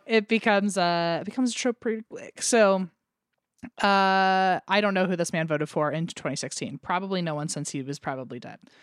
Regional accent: United States; accent: American; my American accent

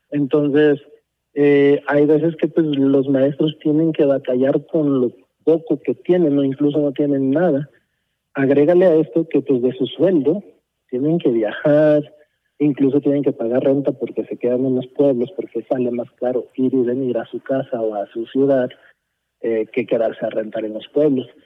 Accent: United States; now in Mexico; yo crecí en Estados Unidos

